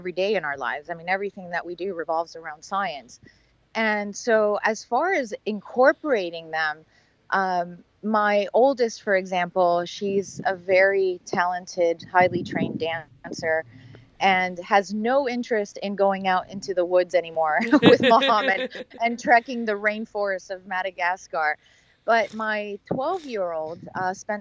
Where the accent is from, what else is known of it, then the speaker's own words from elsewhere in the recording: Miami, Florida, United States; I grew up in Miami and I had never been out of the country